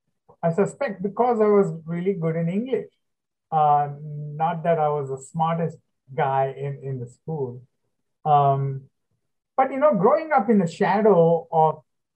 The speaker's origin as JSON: {"language": "English", "town": "Hyderabad", "region": "Telangana", "country": "India", "tie": "born or raised there", "first_language": "Telugu", "second_language": "English", "moved": "as an adult", "lives_now": "United States", "said": "growing up in Hyderabad in the 50s, 60s, 70s, and beyond."}